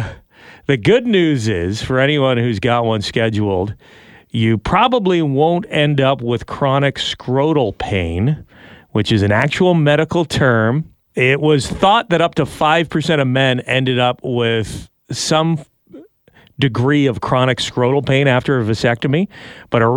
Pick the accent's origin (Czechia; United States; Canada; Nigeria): Canada; as a Canadian